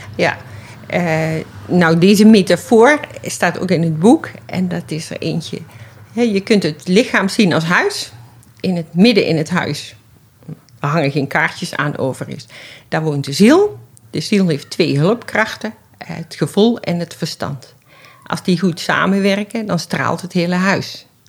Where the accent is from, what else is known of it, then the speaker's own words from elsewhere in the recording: Schaijk, North Brabant, Netherlands; now in Amsterdam, Netherlands; Ik ben eh, geboren in Schuik tussen Den Bosch en Nijmegen, een dorpje